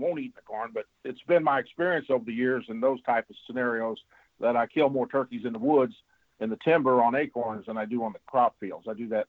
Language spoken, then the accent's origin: English; the Ozarks, Missouri, United States; me growing up in the Ozarks